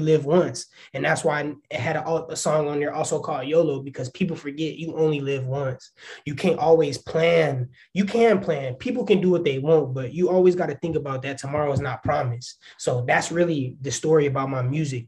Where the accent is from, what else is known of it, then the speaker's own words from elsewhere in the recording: Waukegan, Illinois, United States; also born or lived in Chicago, Illinois; I'm from Waukegan, Illinois